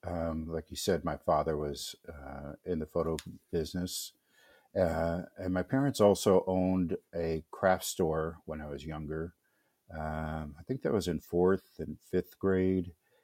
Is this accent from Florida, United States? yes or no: yes; Florida, United States; also born or lived in North Carolina / Minneapolis, Minnesota / Wisconsin; she ended up in Florida, which is where I lived most of my life, but I was born in North Carolina. And we moved back to Florida.